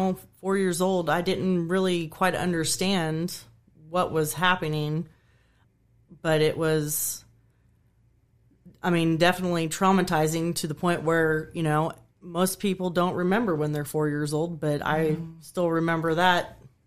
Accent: Kansas, United States; I grew up in Kansas.

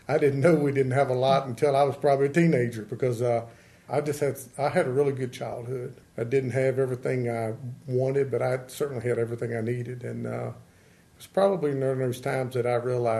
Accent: Elkton, Virginia, United States; I grew up right in the town limits of Elkton

